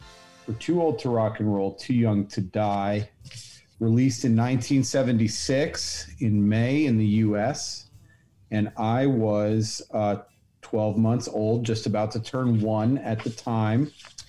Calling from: Long Island City, New York, United States; I'm zooming in from Long Island City, New York.

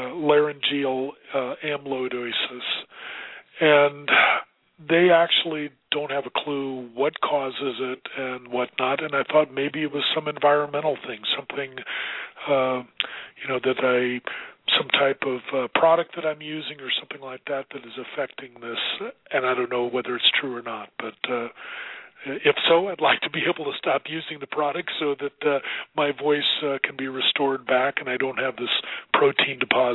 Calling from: Longmont, Colorado, United States; Stephen from Longmont, Colorado.

